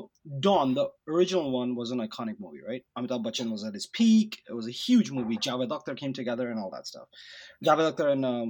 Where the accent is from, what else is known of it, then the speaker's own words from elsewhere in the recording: Kolkata, West Bengal, India; when I grew up in Calcutta during the high school years